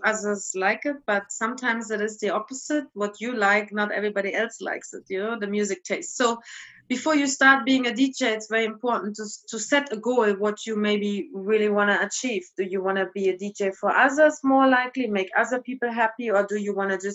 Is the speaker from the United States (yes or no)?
no; East Germany, Germany; moved away; I come from East Germany